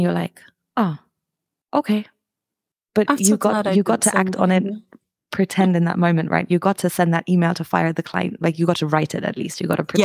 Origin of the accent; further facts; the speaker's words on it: Germany; moved away as an adult; also born or lived in United Kingdom; now in Albania; I'm originally from Germany, moved to the UK in 2008, and then I moved to Albania like 4 years ago